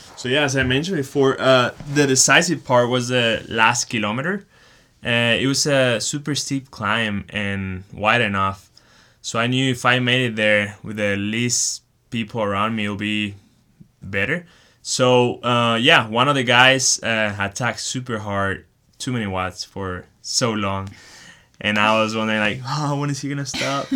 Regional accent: Chihuahua, Mexico; moved away as an adult; also born or lived in Texas; now in Boulder, United States; I grew up in Chihuahua, Mexico, and started riding mountain bikes with my dad when I was four years old

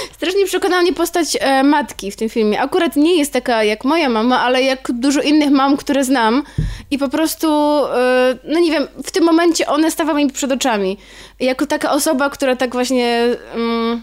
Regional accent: Warsaw, Masovian Voivodeship, Poland; ja się urodziłam w Warszawie, ale bardzo często od moich rodziców z domu przywożę słoiki

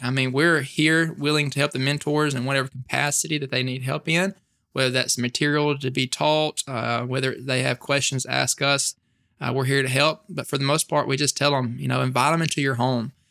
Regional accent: Smithville, Mississippi, United States; I am, er, you know, born and raised Northeast Mississippi. Uh, my hometown is probably an hour and a half from Starkville

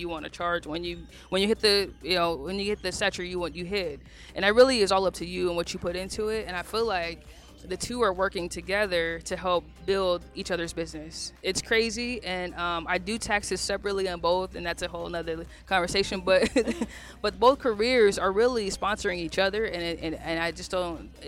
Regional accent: Phoenix, Arizona, United States; I'm a kid from South Phoenix

